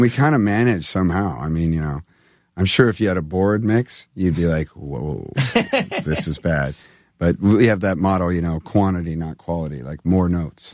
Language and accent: English; California, United States; I'm from California